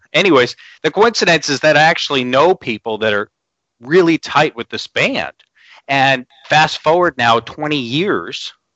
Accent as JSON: {"language": "English", "area": "Long Island", "region": "New York", "country": "United States", "tie": "born or raised there", "said": "growing up in Long Island, New York"}